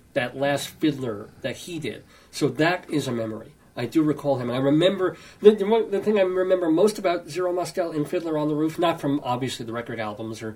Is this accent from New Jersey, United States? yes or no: no; New York, United States; moved away as an adult; now in Greeley, United States; I was born in New York. I'm a New Yorker until a year ago, when I moved out to Greeley, Colorado, with my lovely wife, Joyce